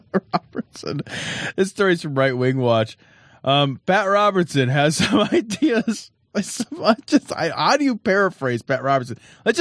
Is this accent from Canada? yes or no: yes; Canada; We don't fucking know any better. We're Canadian.